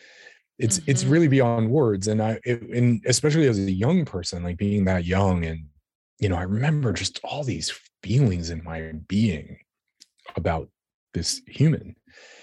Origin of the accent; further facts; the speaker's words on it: New York City, New York, United States; I was a young human growing up in New York City